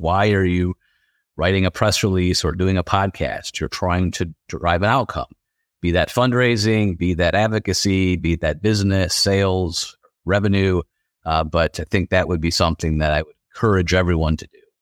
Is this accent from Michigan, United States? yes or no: yes; West Michigan, United States; also born or lived in Detroit; growing up in West Michigan, we went over to Detroit for games